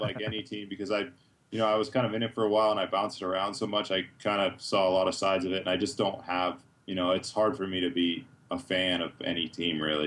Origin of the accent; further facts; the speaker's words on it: Massachusetts, United States; moved away as an adult; now in Idaho, United States; I'm originally from the East Coast. I'm from Massachusetts